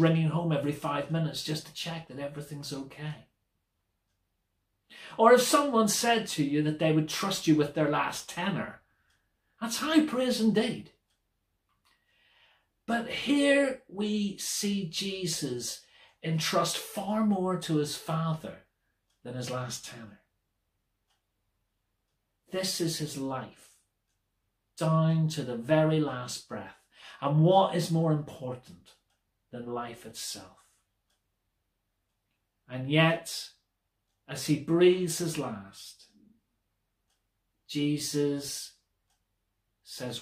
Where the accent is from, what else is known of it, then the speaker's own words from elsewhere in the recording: Belfast, Northern Ireland, United Kingdom; Growing up in Belfast, I was surrounded by any number of churches